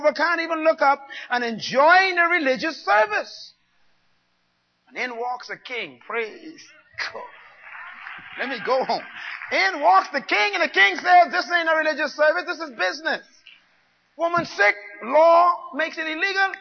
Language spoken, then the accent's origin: English; Bain Town, New Providence, Bahamas; I was born in Baintown